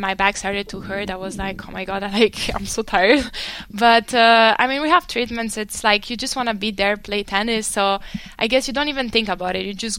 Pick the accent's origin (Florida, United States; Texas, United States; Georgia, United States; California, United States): Florida, United States; Miami; Okay, so it was very different because I came from Miami.